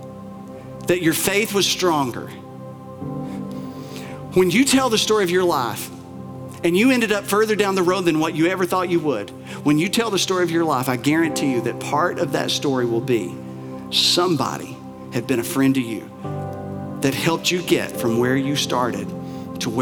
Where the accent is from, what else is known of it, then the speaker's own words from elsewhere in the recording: Bell County, Appalachia, Kentucky, United States; here in Appalachia, and I love Appalachia, I'm from here, I'm from Bell County, and that's about as Appalachia as it comes